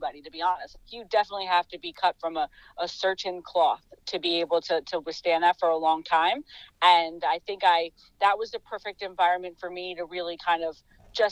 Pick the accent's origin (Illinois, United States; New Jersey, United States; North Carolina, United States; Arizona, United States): New Jersey, United States; Metuchen; my hometown of Metuchen